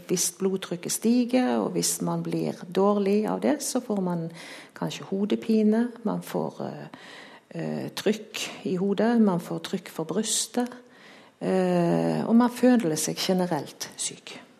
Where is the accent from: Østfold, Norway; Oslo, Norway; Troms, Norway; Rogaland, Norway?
Rogaland, Norway; Haugesund; jeg er jo fra Haugesund.